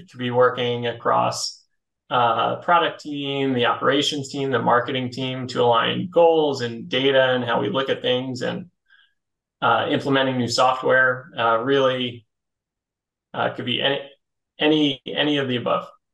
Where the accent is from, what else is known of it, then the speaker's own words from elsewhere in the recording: Philadelphia, Pennsylvania, United States; moved away as an adult; also born or lived in New York; I'm originally from Philly